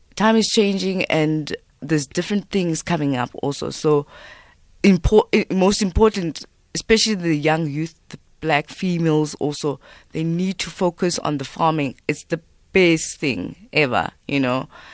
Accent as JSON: {"language": "English", "country": "South Africa", "said": "I'm Xhosa"}